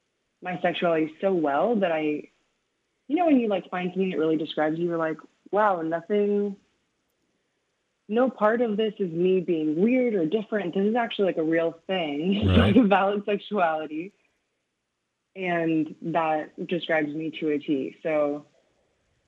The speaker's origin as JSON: {"language": "English", "town": "Los Angeles", "region": "California", "country": "United States", "tie": "born or raised there", "moved": "yes", "lives_now": "Des Moines, United States", "said": "growing up in Los Angeles"}